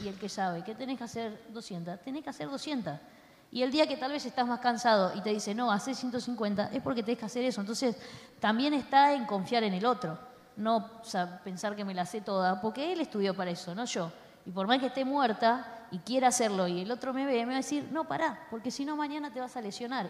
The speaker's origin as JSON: {"language": "Spanish", "country": "Argentina", "said": "somos argentinos y yo amo a los argentinos, amo mi país"}